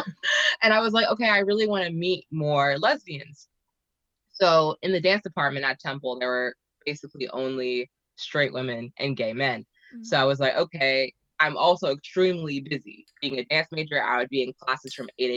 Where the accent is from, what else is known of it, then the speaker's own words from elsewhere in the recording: Teaneck, New Jersey, United States; also born or lived in Manhattan, New York / Philadelphia; I was raised in North Jersey